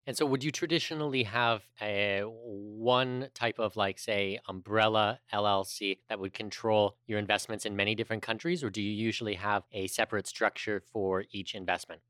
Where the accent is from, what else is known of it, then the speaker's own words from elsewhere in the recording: Canada; a Canadian